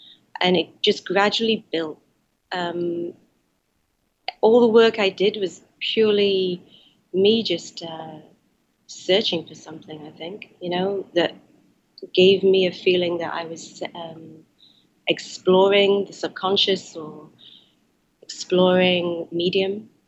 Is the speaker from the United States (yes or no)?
no; Wales, United Kingdom; he expected us to act and be Chinese, even though we were raised in Wales.